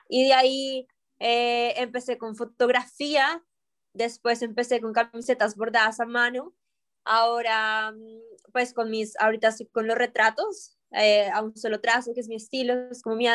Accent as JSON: {"language": "Spanish", "country": "Colombia", "said": "ya que estamos aquí en un, en un eh, podcast y como colombiano."}